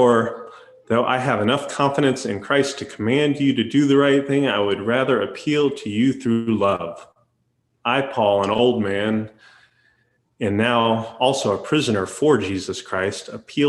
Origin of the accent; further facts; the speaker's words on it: Daytona Beach, Florida, United States; moved away as an adult; Daytona is actually my hometown, where I was born and raised and where I lived until I went to college.